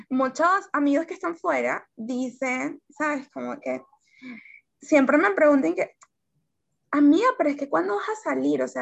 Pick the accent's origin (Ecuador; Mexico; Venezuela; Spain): Venezuela; sueño en este momento es que nosotros, los, como venezolanos, podamos, podamos tener la oportunidad de vivir otra realidad.